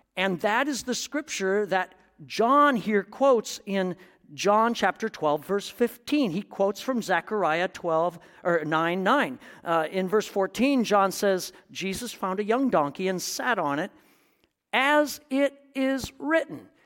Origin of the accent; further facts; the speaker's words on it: Iowa, United States; moved away; my hometown in Iowa